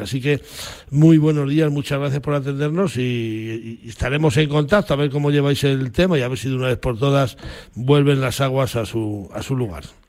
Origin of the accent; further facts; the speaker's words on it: Zamora, Castile and León, Spain; en mi pueblo, en Zamora, lo llamamos cabezonada ministerial